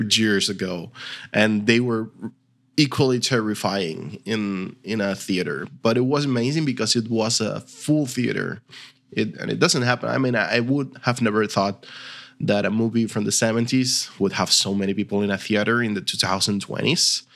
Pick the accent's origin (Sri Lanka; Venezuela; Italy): Venezuela; English is a second language; now in Argentina; I'm from Venezuela. Originally, I live now in, in Argentina, where we speak Spanish as well